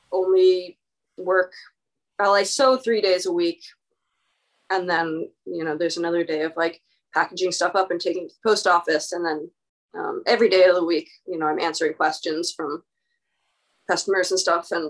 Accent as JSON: {"language": "English", "town": "Cottage Grove", "region": "Oregon", "country": "United States", "tie": "born or raised there", "lives_now": "Portland, United States", "said": "when I moved to Portland from from Cottage Grove, my small Oregon rural town south of Eugene"}